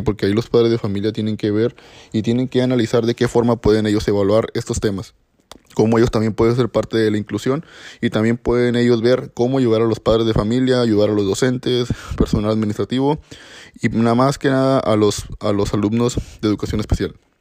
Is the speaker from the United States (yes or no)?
no; Mexico; como mexicanos